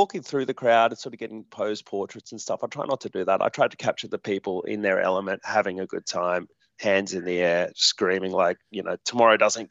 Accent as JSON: {"language": "English", "town": "Hornsby", "region": "New South Wales", "country": "Australia", "tie": "born or raised there", "said": "I grew up in Hornsby"}